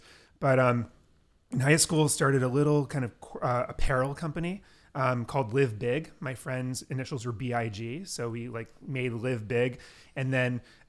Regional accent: Newton, Massachusetts, United States; I grew up in Newton, Massachusetts

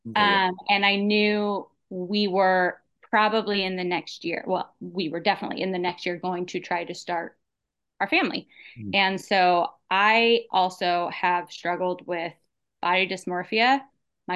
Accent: 40 minutes outside of San Francisco, Northern California, United States; moved away; born and raised in California, Northern California. 40 minutes outside of San Francisco.

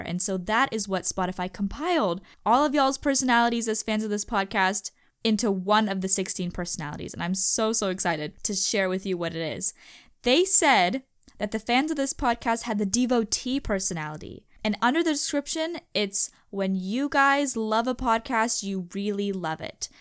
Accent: United States; accent: American English; I'm from the United States, currently in the United States, uh, speaking American English

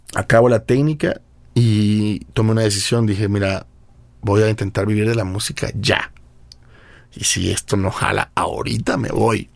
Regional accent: El Salvador; moved away as an adult; now in Mexico; vine desde El Salvador a estudiar música

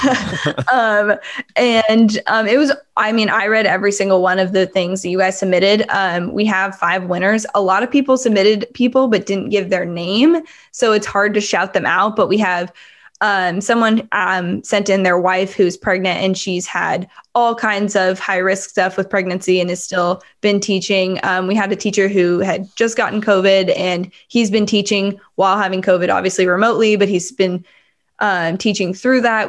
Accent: California, United States; I was from California

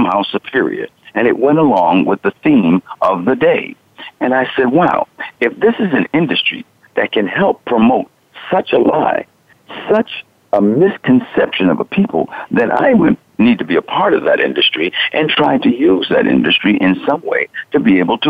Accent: New York City, New York, United States; I was born in Queens

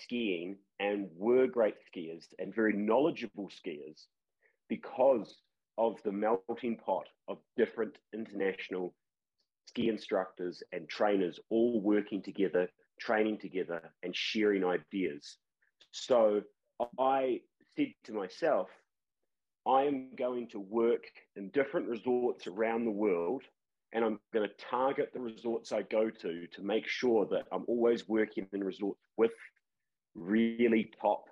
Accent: Christchurch, Canterbury, New Zealand; I grew up in Christchurch

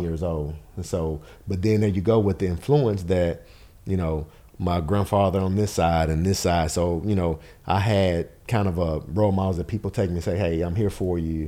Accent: Nashville, Tennessee, United States; I'm a Nashville native, born and raised in Bardo

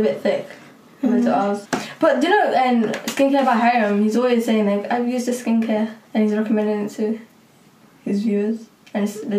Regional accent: Soho, London, United Kingdom; I'm from Soho, Black Lives Matter doesn't matter to me.

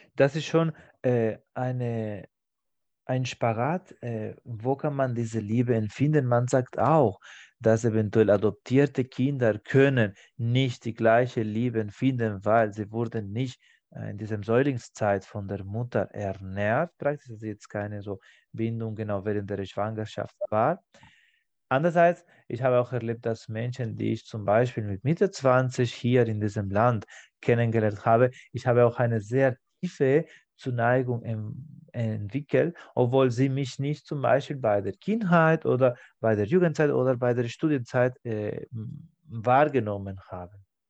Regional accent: Spain; German is a second language; moved away; in meinem Heimatland Spanien

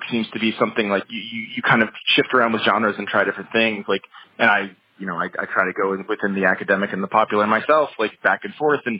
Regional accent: Philippines; also born or lived in Philadelphia; No, I just went there for school. Although I was there for like six years, so in a lot of ways, it feels like a second home. Um, but I'm from

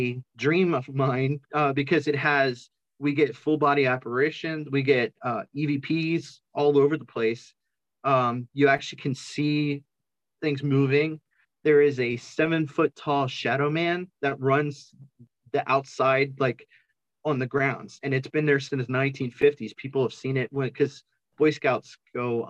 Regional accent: Pennsylvania, United States; now in Kansas, United States; I'm originally from Pennsylvania.

